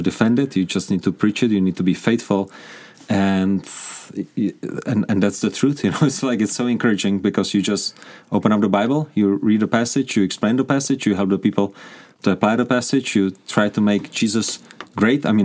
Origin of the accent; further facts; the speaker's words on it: Prague, Czechia; English is a second language; moved away as an adult; now in Kuřim, Czech Republic; But I grew up in Prague. I grew up in the capital.